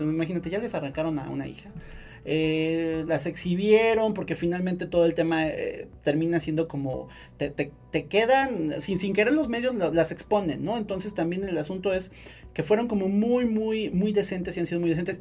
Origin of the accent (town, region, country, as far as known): Puebla, Mexico